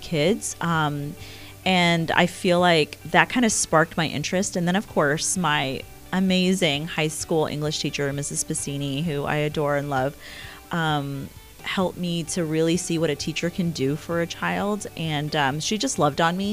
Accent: Houston, Texas, United States; English is a second language; moved away as an adult; also born or lived in India; now in Mason, Ohio, United States; I grew up in Houston, Texas, and, taught there for 10 years

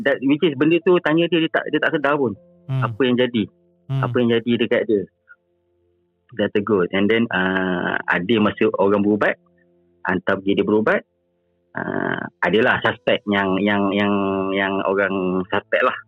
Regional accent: Jengka, Pahang, Malaysia; also born or lived in Selangor; Saya ni asal daripada Pahang, daripada Jengke.

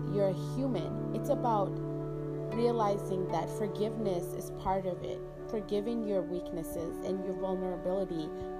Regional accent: Virginia, United States; moved away; my hometown, Virginia

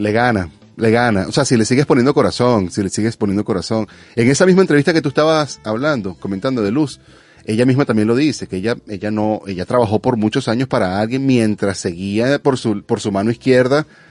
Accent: Venezuela; now in California, United States; como venezolano

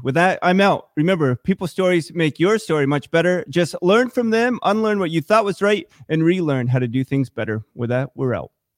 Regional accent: Vermont, United States; also born or lived in Korea; I'm Korean. I was adopted as an infant, grew up right here in Vermont

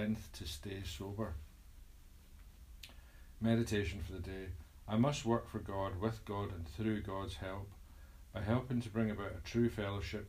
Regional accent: Scotland, United Kingdom; I'm Scottish

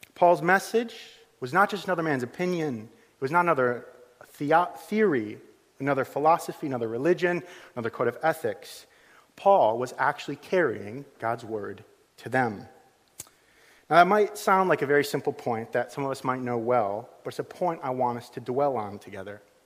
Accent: United States; moved away as an adult; also born or lived in Liverpool; now in Suffolk, United Kingdom; I'm from the United States

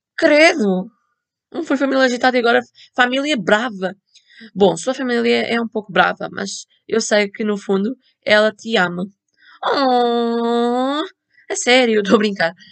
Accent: Portugal; eu sou de Portugal

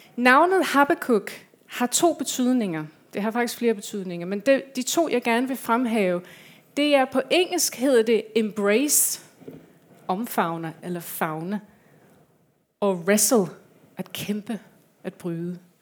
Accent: England, United Kingdom; Danish is a second language; now in Denmark; Jeg kommer fra øh, England. Jeg har lidt en accent.

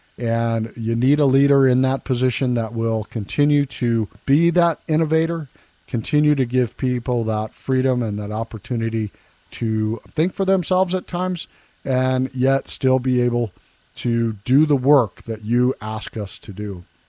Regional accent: Loveland, Colorado, United States; also born or lived in Scottsbluff, Nebraska / Fort Collins, Colorado; It's been a great place to grow up. Been here since 1974, graduated from Thompson Valley High School in Loveland. Was in Loveland until early 1983.

